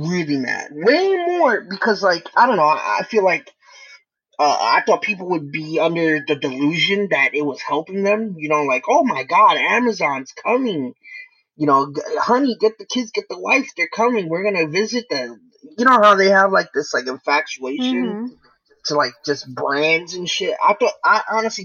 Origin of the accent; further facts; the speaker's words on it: New York City, New York, United States; As a Brooklynite, born and raised in Williamsburg